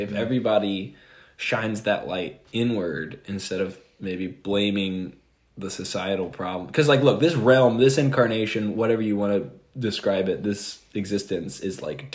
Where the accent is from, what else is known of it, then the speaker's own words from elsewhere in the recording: Atlanta, Georgia, United States; also born or lived in Sparta, Tennessee; born and raised in Atlanta. And that's like the majority of adolescence.